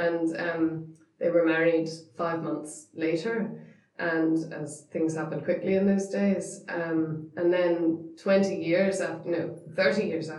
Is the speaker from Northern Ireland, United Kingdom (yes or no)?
yes; Northern Ireland, United Kingdom; we're so Northern Irish